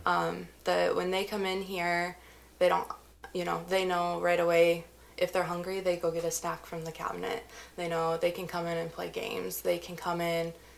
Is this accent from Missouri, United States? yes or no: yes; Missouri, United States; moved away; I'm originally from good old Missouri.